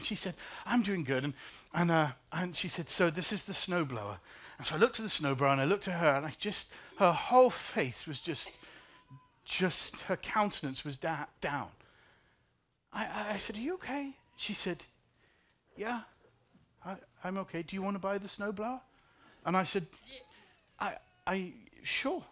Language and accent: English; England, United Kingdom; now in Chicago, United States; I'm from England